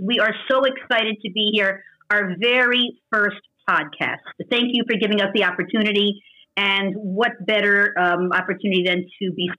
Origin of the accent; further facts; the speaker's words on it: Baltimore, Maryland, United States; moved away as an adult; also born or lived in St. Louis, Missouri / Brooklyn; Just from Baltimore. I grew up there and finished college there. I finished college in Fonbon University in St. Louis, Missouri, where I lived for a short while, and then moved on to Brooklyn